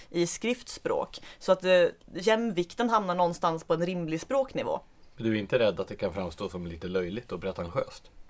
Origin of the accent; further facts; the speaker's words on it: Skåne, Sweden; accent: Skåne dialect; jag gjorde mig med flit och till min egen eh, nuvarande ånger av med en rejäl bit av min dialekt. Det är förstås trist för alla som går miste om att höra skånska